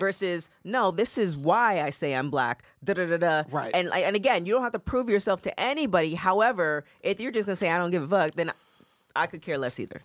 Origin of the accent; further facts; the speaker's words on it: Canada; growing up in Canada